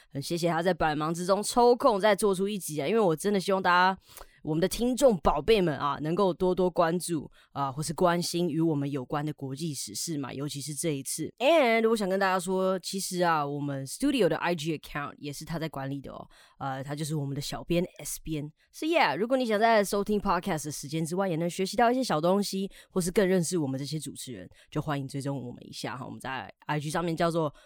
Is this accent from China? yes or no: no; Taiwan; 我们台湾人